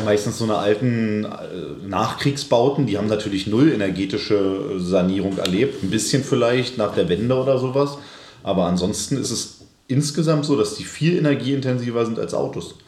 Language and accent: German; Berlin, Germany; als Berliner